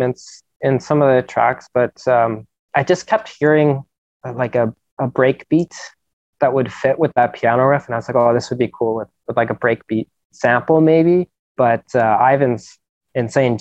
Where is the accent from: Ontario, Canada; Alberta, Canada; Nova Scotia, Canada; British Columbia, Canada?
British Columbia, Canada; Vancouver; growing up in Vancouver